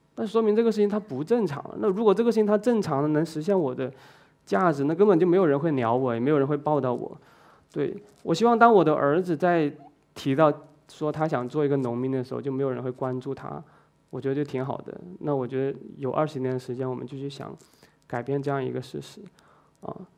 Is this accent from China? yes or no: yes; China; now in Zhuhai, China; 你知道我们中国人挺厉害的